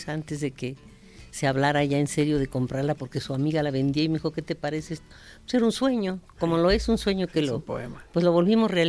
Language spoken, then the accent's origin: Spanish; Mexico City, Mexico; born there; Nací, gracias a Dios, en México. Soy mexicana y me da mucho orgullo serlo.